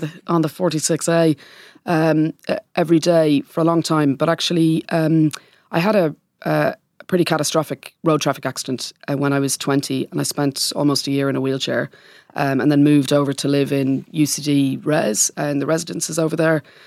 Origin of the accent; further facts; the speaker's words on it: Dublin, Leinster, Ireland; moved away as an adult; now in London, United Kingdom; I grew up in Port Monac in late nineteen seventies and through the nineteen eighties